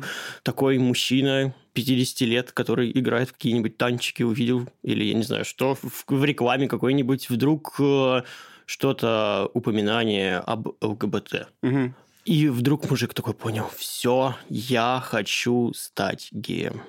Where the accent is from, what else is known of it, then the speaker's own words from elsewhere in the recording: Caucasus, Kabardino-Balkaria, Russia; Я просто родом из Кавказа, из Кабардино-Балкарии